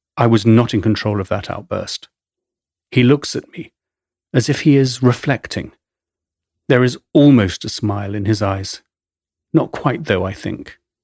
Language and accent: English; England, United Kingdom; accent: English; moved away as an adult; also born or lived in London; now in New York, United States